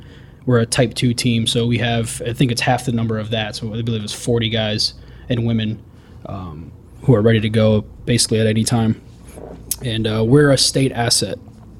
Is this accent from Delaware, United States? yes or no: no; Homestead, Florida, United States; moved away as an adult; also born or lived in Miami, Florida; now in Southwest Florida, United States; I'm originally from Homestead, Florida.